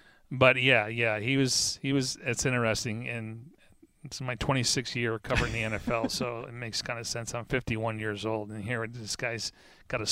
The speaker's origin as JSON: {"language": "English", "town": "Buffalo", "region": "New York", "country": "United States", "tie": "born or raised there", "said": "growing up in Buffalo"}